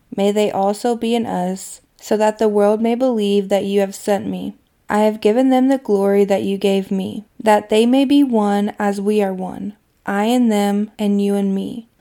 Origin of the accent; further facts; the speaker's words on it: Kentucky, United States; my hometown in Kentucky